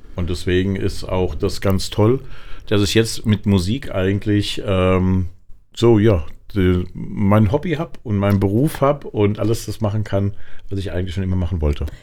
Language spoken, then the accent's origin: German; Aschaffenburg, Bavaria, Germany; moved away as an adult; now in Frankfurt, Germany; Fühle mich auch als Frankfurter, aber gebürtig bin ich Unterfranke in Aschaffenburg